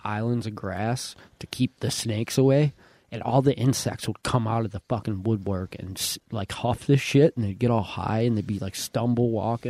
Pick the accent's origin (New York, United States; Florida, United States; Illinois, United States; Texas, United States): New York, United States; Youngstown; I grew up in Cougar Village